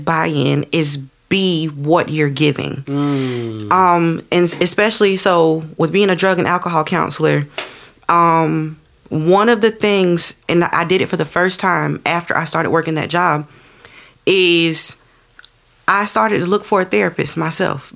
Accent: Florence, South Carolina, United States; I'm from North Florence

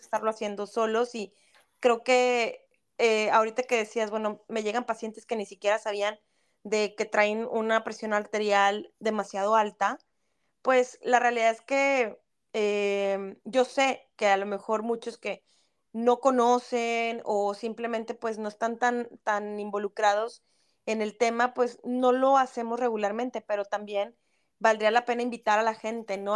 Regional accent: Mexico; como mexicanos

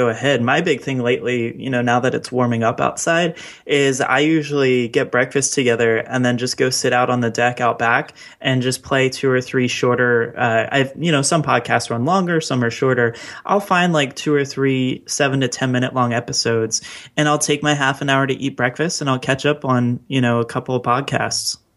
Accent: Baltimore, Maryland, United States; my hometown of Baltimore

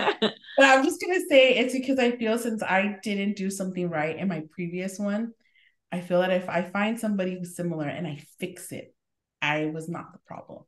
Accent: East Los Angeles, California, United States; I feel like we're from East LA technically. Like technically.

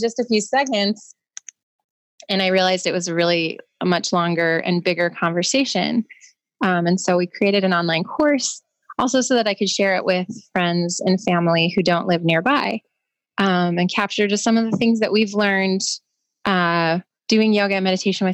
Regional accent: Los Angeles, California, United States; I was born in Los Angeles in 1978

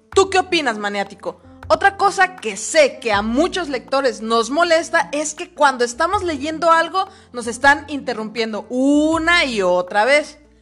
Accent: Mexico; todos los mexicanos somos

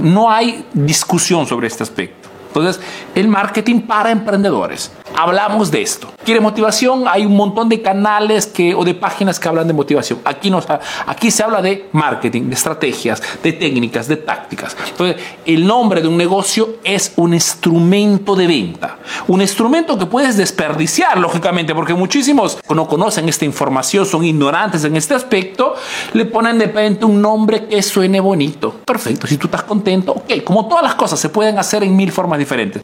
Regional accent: Peru; now in Italy

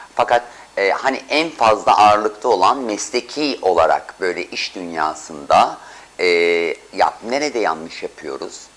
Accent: Istanbul, Turkey; ben çocukken Samatyalıyım ben.

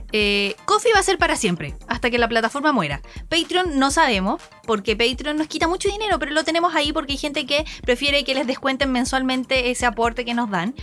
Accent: Chile; now in Japan; somos chilenos, latinoamericanos

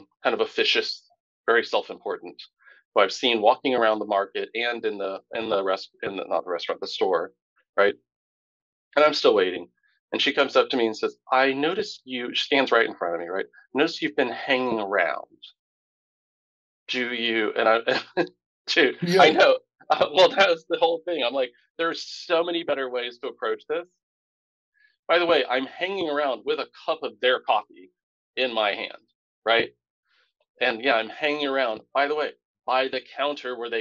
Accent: Tampa, Florida, United States; I grew up in Tampa

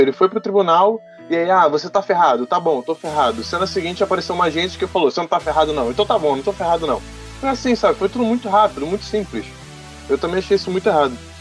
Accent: Brazil; eu sou brasileiro

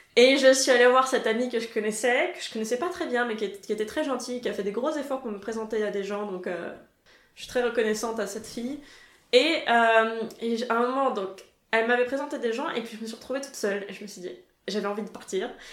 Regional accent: France; also born or lived in Germany (former East Germany); now in Munich, Germany; je reçois tout le temps des compliments sur mon accent au supermarché, typiquement la caissière très fière d'avoir deviné que j'étais française

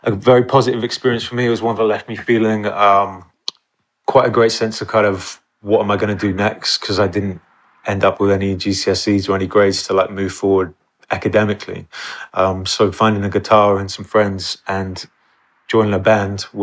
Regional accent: Exeter, South West England, United Kingdom; moved away; growing up in Exeter and Devon, that was my kind of upbringing

